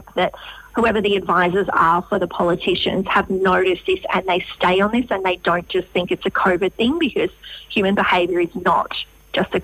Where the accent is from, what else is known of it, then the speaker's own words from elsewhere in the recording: Western Australia, Australia; I'm from the West